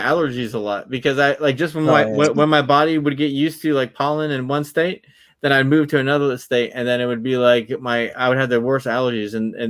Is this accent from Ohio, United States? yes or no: no; New Jersey, United States; also born or lived in Florida; I was born in New Jersey, and then when I was young, I moved to Florida, and then I moved back to New Jersey, and then I moved back to Florida, then I moved back to New Jersey.